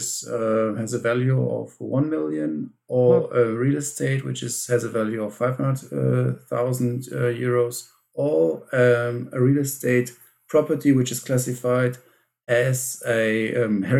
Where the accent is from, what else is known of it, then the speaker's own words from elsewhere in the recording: Brazil; English is a second language; I don't have it, but I'm still, I'm from Brazil and I would like to take advantage of it.